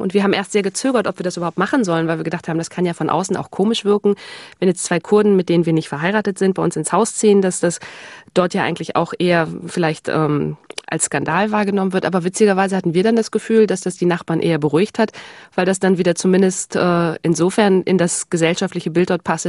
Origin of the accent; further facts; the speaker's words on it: Hamburg, Germany; Also ich komme aus Hamburg